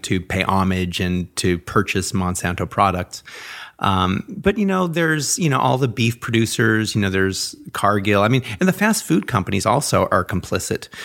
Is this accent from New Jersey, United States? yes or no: no; Los Angeles, California, United States; growing up in the Hollywood Hills